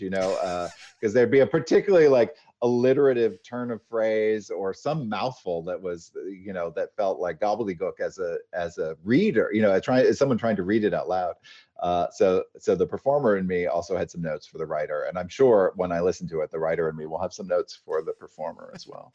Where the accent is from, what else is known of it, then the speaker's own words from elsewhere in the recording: Maine, United States; also born or lived in Los Angeles; now in Palm Springs, United States; as a kid growing up in Maine